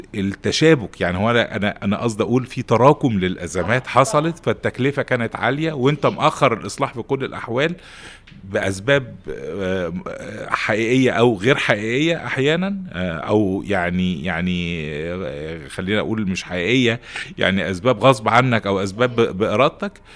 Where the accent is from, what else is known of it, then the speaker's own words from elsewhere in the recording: Egypt; عندنا في مصر